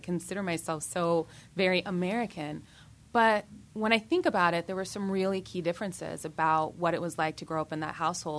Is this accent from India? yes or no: yes; India; a lot of people mocked me about being Indian.